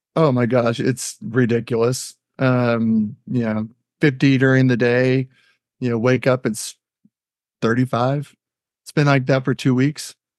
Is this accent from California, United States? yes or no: yes; Pinole, California, United States; moved away as an adult; also born or lived in Sacramento, California / Rocklin, California; now in Billings, United States; I was born and raised in the Bay Area, East Bay, you know, so, you know, Pinole, Berkeley